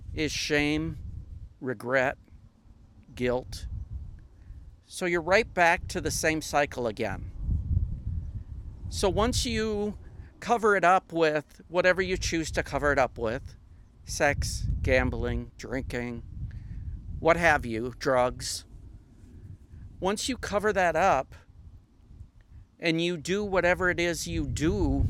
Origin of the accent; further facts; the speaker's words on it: Minnesota, Wisconsin area, Upper Midwest, United States; moved away as an adult; also born or lived in Southern United States; I am originally from the northern part of the United States, Minnesota, Wisconsin area. My accent kind of gives it away, but I've been up down south for most of my adult life.